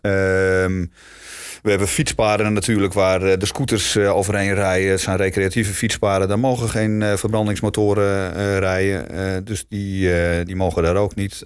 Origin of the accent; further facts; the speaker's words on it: Amsterdam, North Holland, Netherlands; moved away; ik kom sowieso oorspronkelijk ook uit Amsterdam. Eh, wat dat betreft ben ik gewoon een Amsterdamse schoffie ook